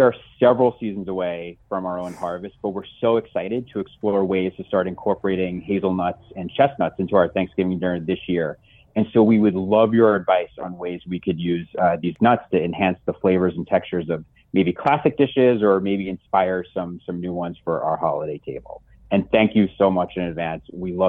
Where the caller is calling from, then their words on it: Michigan, United States; So I'm calling from Michigan.